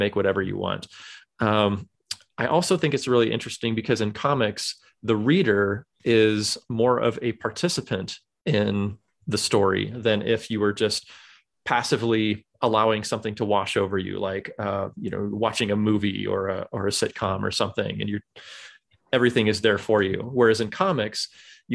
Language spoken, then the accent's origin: English; California, United States; moved away as an adult; now in Michigan, United States; I was born and raised and lived in California until about a dozen years ago or so. My wife mm-hmm. and I moved out to Michigan in 2008